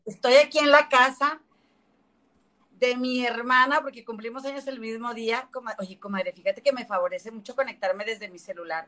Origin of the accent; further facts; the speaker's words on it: Monterrey, Nuevo León, Mexico; moved away as an adult; now in Chicago, United States; yo soy de aquí de Monterrey y vivo en Chicago desde hace casi, bueno, cuatro años y medio